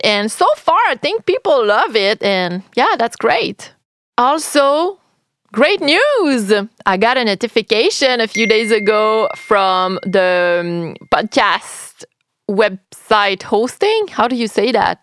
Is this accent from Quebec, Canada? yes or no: yes; Quebec, Canada; I'm French Canadian. I'm Quebecoise, to be more precise